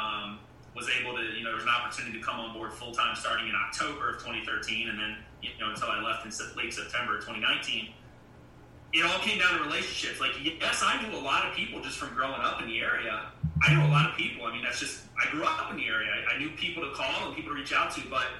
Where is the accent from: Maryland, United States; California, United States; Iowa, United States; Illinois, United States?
Maryland, United States; Ocean Pines; moved away as an adult; now in Roanoke, United States; I grew up in Ocean Pines outside of Ocean City